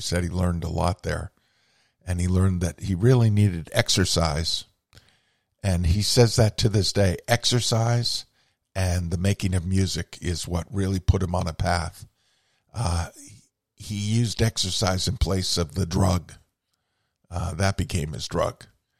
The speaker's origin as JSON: {"language": "English", "region": "New England", "country": "United States", "tie": "born or raised there", "said": "growing up in New England"}